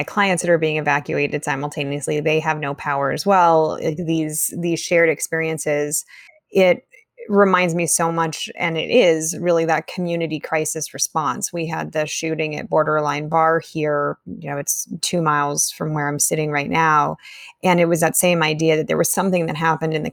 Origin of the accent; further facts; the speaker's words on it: California, United States; growing up in Tahoe, growing up in the mountains where the threat of wildfire was very real at all times